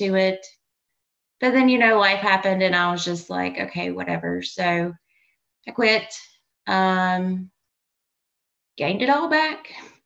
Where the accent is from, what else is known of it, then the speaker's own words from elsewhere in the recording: North Carolina, United States; born and raised in North Carolina. So that's southern part